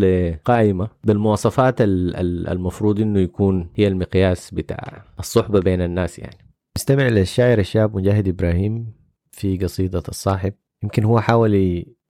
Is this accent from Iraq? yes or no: no; Sudan; عندنا في السودان